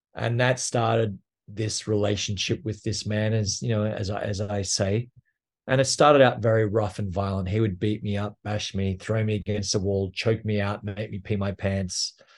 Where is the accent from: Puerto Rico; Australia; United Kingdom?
Australia; now in New York, United States; I am Australian, and I grew up in a little town just outside of Canberra